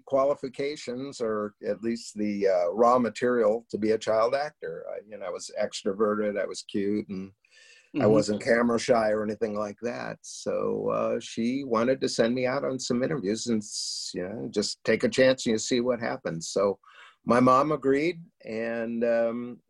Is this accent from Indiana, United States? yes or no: no; Los Angeles, California, United States; I was born and raised in Hollywood